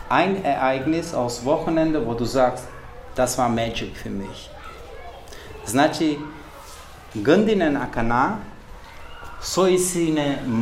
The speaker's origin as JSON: {"language": "German", "country": "Kosovo", "tie": "born or raised there", "first_language": "Romani", "second_language": "German", "moved": "as an adult", "lives_now": "Germany", "said": "Also ich spreche äh, meine Muttersprache, Romanes. Ich bin zur Schule damals Serbisch gegangen. Ich lebte aber an einem Ort, wo Albaner und türkische Minderheit gelebt haben."}